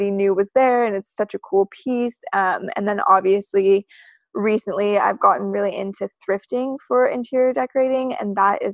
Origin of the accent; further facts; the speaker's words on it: Reno, Nevada, United States; now in Los Angeles, United States; originally I am from Reno, Nevada